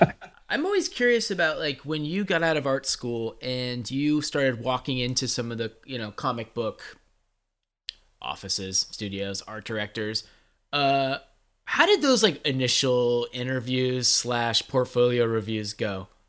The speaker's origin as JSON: {"language": "English", "area": "San Francisco area", "region": "California", "country": "United States", "tie": "born or raised there", "said": "growing up in San Francisco area"}